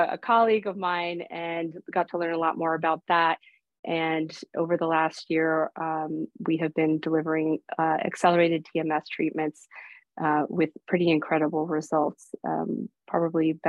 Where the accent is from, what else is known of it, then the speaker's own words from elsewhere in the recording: Stamford, Connecticut, United States; first language Greek; English is a second language; moved away; I'm originally from Stamford, Connecticut, the suburb of New York City